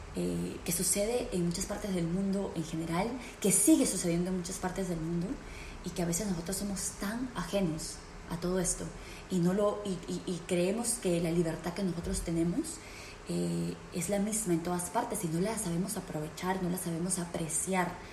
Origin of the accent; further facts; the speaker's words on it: Peru; now in United States; en el Perú, en mi país natal